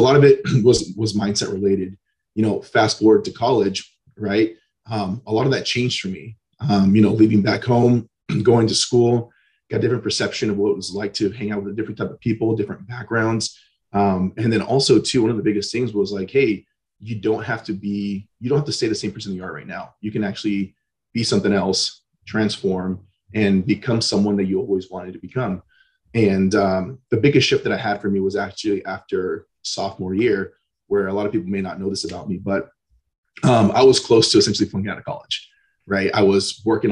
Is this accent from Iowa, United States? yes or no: no; Antioch, California, United States; So I was born and raised in Northern California. So the East Bay, so a little town called Antioch, kind of a small middle-class town.